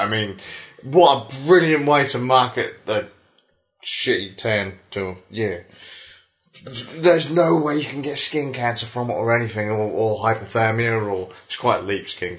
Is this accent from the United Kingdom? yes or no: yes; United Kingdom; We're British.